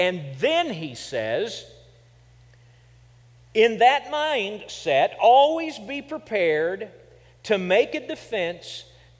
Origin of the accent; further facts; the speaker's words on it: Kansas, United States; And I said I was from Kansas. That is nowhere, that is not being a Southerner.